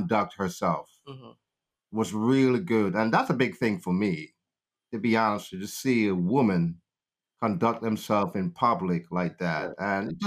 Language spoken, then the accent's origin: English; Cambridge, Saint James, Jamaica; now in United States; I was born and raised in Jamaica, St. James, Cambridge, New Road. Came here in 1986, April 16